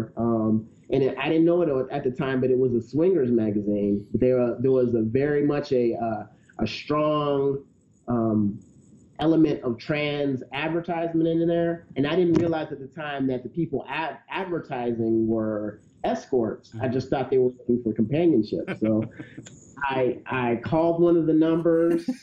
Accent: the South, United States; I was raised in the South in a pretty conservative religious background.

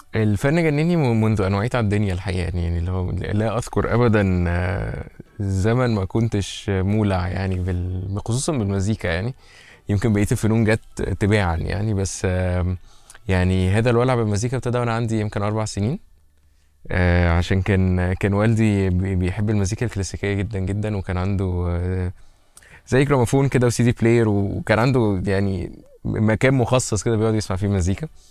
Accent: Egypt; احنا كمصريين

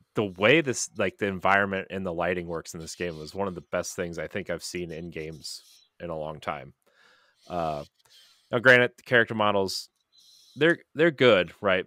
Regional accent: United States; as an American

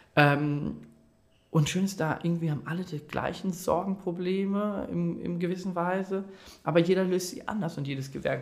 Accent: Detmold, North Rhine-Westphalia, Germany; ich komme gebürtig aus Detmold

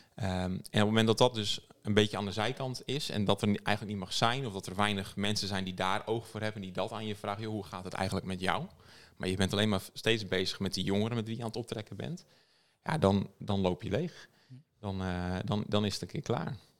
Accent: Friesland, Netherlands; ik ben, wat ik altijd het belangrijkste vind om te noemen is dat ik uit Friesland kom

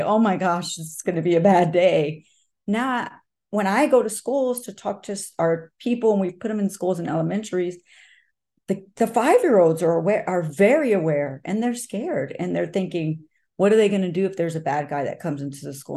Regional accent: Texas, United States; it is my state, it is my hometown, and it's where I was born

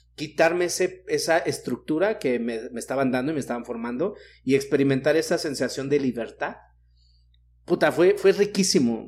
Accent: Mexico City, Mexico; yo que soy de la Ciudad de México

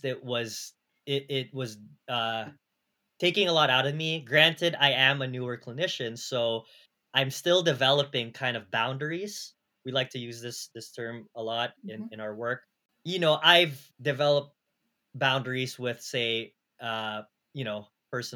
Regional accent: California, United States; now in New York City, United States; I'm from California

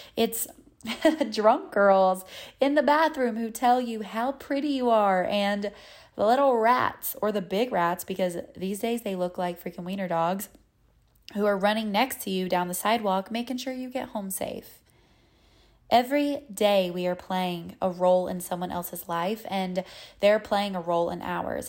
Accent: North Carolina, United States; accent: Southern; moved away as an adult; now in New York City, United States; I'm from North Carolina.

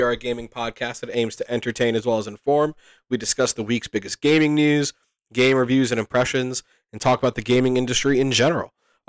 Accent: Canada; I'm Canadian.

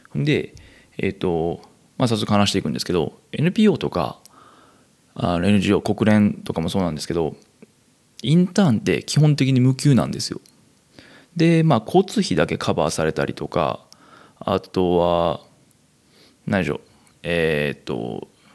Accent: Kansai, Japan; moved away; 生まれも育ちも関西という生粋の関西人、私

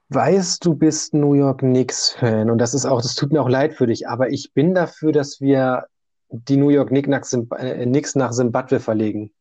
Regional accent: Germany; Ich komme aber auch jetzt aus Deutschland

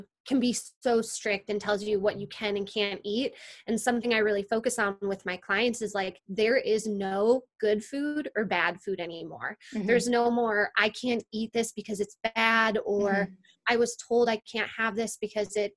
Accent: Wisconsin, United States; moved away as an adult; also born or lived in California; I'm originally from Wisconsin

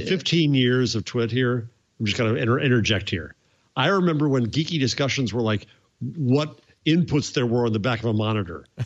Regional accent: New York City, New York, United States; as a New Yorker, as a New York City person

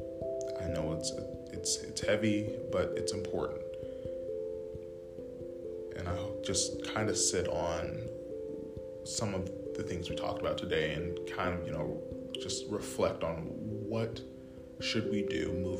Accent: United States; as Americans, as the American people

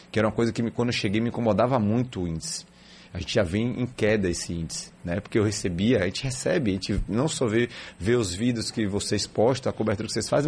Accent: Salvador, Bahia, Brazil; É, eu sou da Gema, Salvador da Gema.

